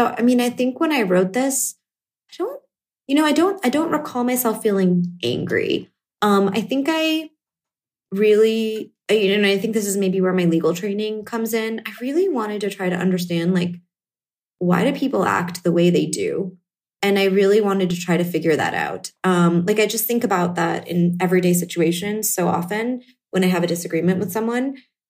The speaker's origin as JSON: {"language": "English", "region": "Northeast", "country": "United States", "tie": "born or raised there", "said": "based on my own life experiences as an Indian American, having parents who are first generation, growing up in the Northeast in a fairly homogenous town"}